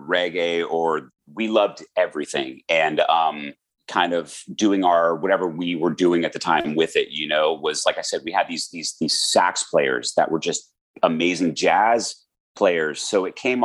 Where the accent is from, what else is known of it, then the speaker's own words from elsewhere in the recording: Calabasas, California, United States; I grew up in Calabasas, where Howard lives, is where I grew up from a year old